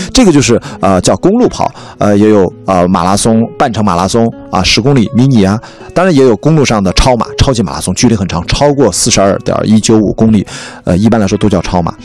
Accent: Qingdao, Shandong, China; moved away as an adult; now in Beijing, China; 我出生在青岛，长大在青岛

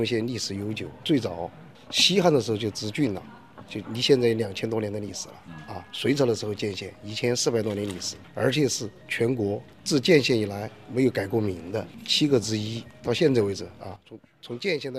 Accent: Chongqing, China; also born or lived in Qianwei County, Leshan, Sichuan; now in Qianwei, China; 我是重庆人。

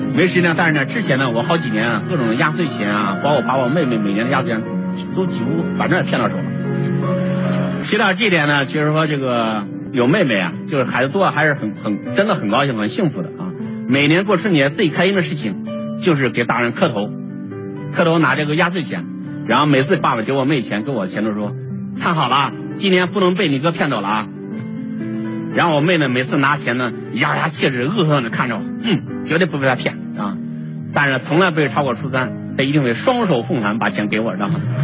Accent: Suqian, Jiangsu, China; moved away as an adult; also born or lived in Beijing; 目前呢，我们的素坚啊，已经是拥有超过六千名这个白领的员工

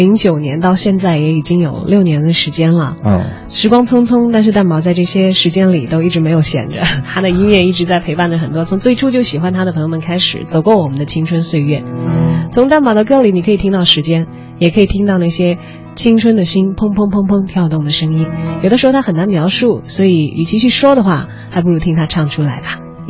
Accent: Chongqing, China; 因为我的家乡是在重庆嘛，离北京有点距离，但是成都离得比较近

